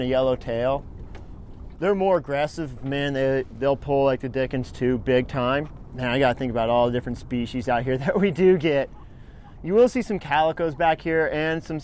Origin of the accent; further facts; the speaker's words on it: Huntington Beach, California, United States; now in San Diego, United States; where I grew up in Huntington Beach and Newport Bay